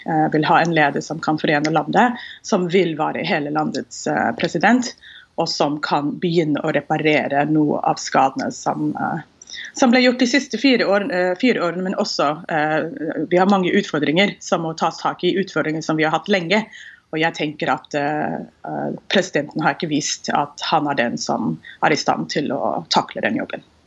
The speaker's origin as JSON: {"language": "Norwegian", "town": "Houston", "region": "Texas", "country": "United States", "tie": "born or raised there", "second_language": "Norwegian", "moved": "yes", "lives_now": "Norway", "said": "Jeg er født og oppvokst i Houston, Texas, og har bodd i Norge siden eh, slutten av 90-tallet"}